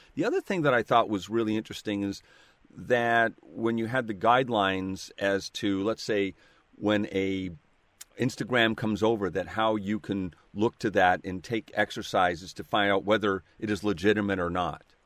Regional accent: Seattle, Washington, United States; I'm from Seattle, and that's where I'm calling from.

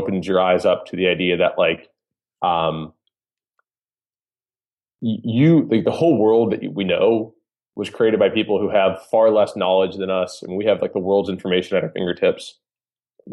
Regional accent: Cincinnati, Ohio, United States; moved away as an adult; now in Los Angeles, United States; So, I grew up in the Midwest. I'm from Cincinnati, Ohio. I spent the first 25 years of my life there

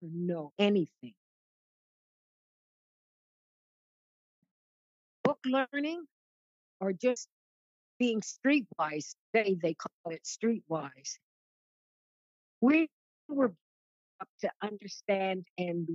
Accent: Canada; I'm Canadian

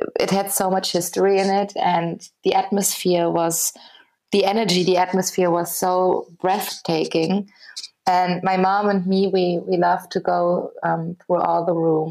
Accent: Berlin, Germany; I'm from Berlin

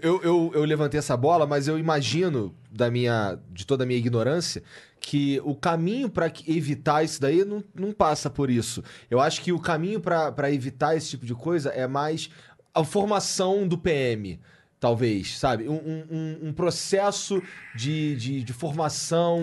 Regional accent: Rio de Janeiro, Brazil; moved away; eu sou carioca

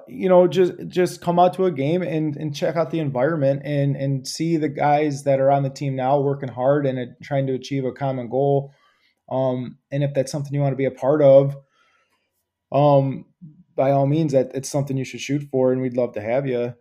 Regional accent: Clawson, Michigan, United States; I grew up in Clawson. I was, lived there for about twenty, twenty plus years.

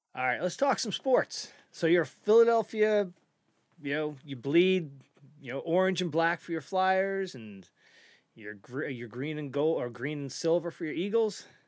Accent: Eastern Canada, Canada; we're from Eastern Canada.

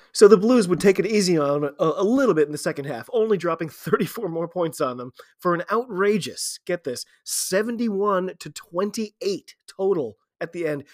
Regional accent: United States; I'm an American rugby fan

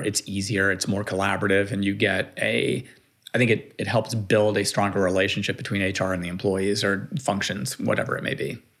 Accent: Miami, Florida, United States; I grew up in Miami, Florida

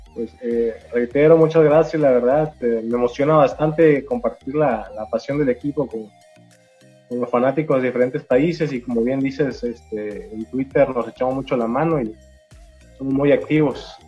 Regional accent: Mexico; yo soy mexicano

